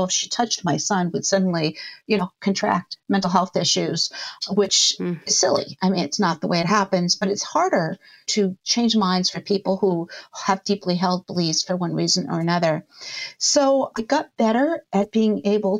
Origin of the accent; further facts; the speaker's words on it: Boston, Massachusetts, United States; I moved back here. My family lives in Boston. I'm from the Boston area